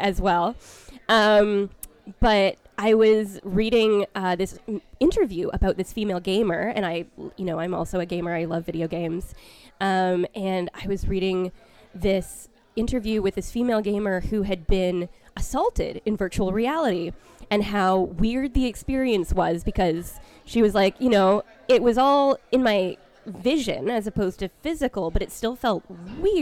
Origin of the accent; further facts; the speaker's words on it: Vancouver, British Columbia, Canada; moved away; back in my hometown of Vancouver in Canada